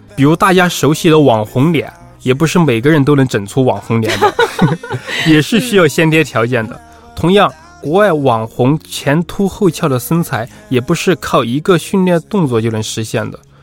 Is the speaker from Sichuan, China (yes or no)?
yes; Sichuan, China; accent: Sichuan-accented Mandarin; moved away as an adult; now in Beijing, China; 我是四川人，苏东坡是我的同乡，北周东坡九流是我的家乡菜